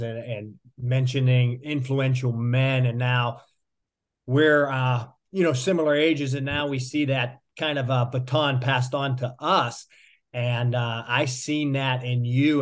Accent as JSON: {"language": "English", "town": "Pittsburgh", "region": "Pennsylvania", "country": "United States", "tie": "born or raised there", "moved": "yes", "lives_now": "South Florida, United States", "said": "I'm originally from Pittsburgh. I always tell people it's a great place to be from"}